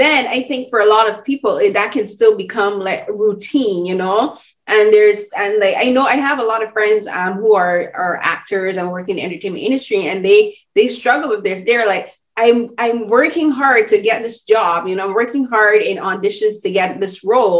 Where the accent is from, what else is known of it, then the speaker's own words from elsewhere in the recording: Barbados; I'm from, as I said, I'm from Barbados